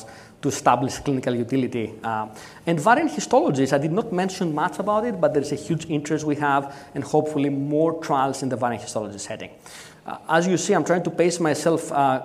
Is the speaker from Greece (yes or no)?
yes; Athens, Attica, Greece; I'm from Athens